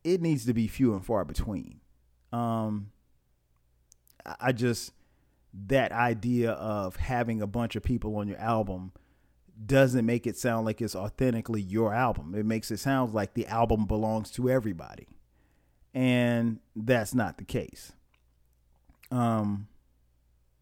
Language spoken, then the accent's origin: English; Florence, South Carolina, United States; my hometown of Florence, South Carolina